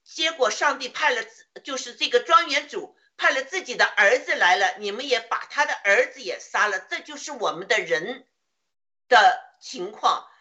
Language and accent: Chinese; China; 我们中国人